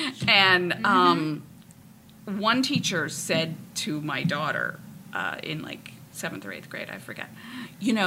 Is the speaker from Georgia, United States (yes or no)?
no; Marblehead, Massachusetts, United States; also born or lived in Nahant; I moved here when I was 8. I went away to college in 1982. I was back in 5 years, and I've lived here ever since, 87